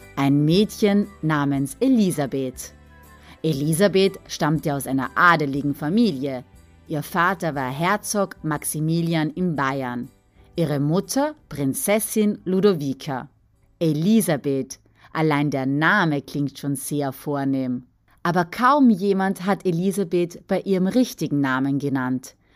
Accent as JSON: {"language": "German", "country": "Austria", "tie": "born or raised there", "said": "Ich bin in Österreich geboren und aufgewachsen."}